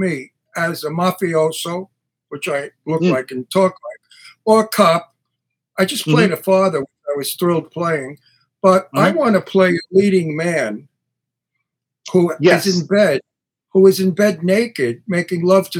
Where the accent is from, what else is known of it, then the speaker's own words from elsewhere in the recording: New York City, New York, United States; I'm from New York and from Brooklyn. So anything out of Brooklyn to us is a hick town.